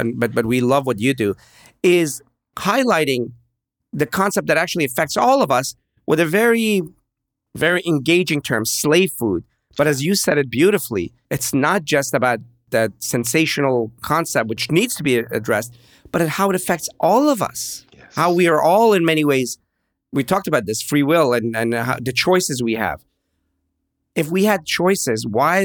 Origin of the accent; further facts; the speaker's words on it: Pittsburgh, Pennsylvania, United States; I grew up in Pittsburgh